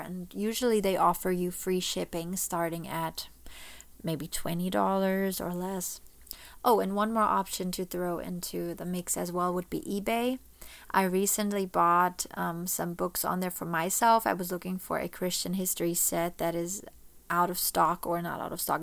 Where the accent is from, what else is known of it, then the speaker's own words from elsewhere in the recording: Germany; moved away as an adult; now in Florida, United States; I was born and raised in Germany.